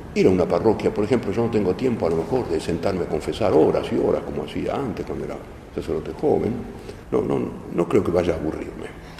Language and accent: Spanish; Argentina; los argentinos somos argentinos